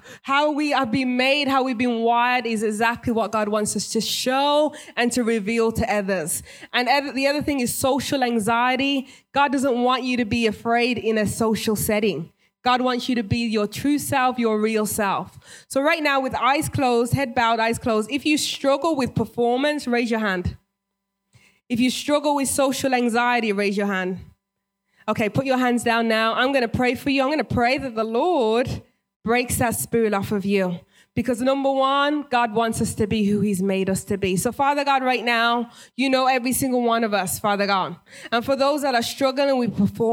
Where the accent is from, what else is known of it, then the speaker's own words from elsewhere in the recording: England, United Kingdom; moved away as an adult; now in United States; I'm originally British, born and raised